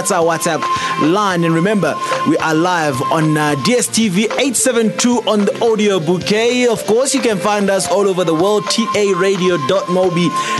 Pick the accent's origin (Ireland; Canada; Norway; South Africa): South Africa; Free State; in the dusty township of Maokeng, out in the Free State province. Yeah, you can hear I'm a proud Free Stater.